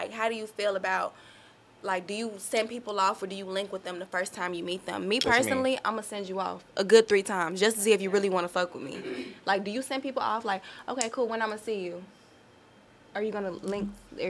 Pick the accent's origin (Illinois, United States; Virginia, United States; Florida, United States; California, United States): Illinois, United States; Chicago; now in Houston, United States; I'm from Chicago.